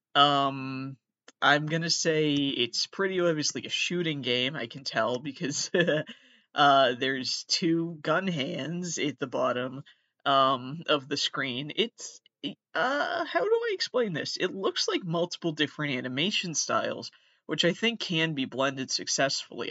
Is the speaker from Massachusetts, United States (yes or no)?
yes; Massachusetts, United States; A lot of people do think I'm from New York. I'm actually from Massachusetts.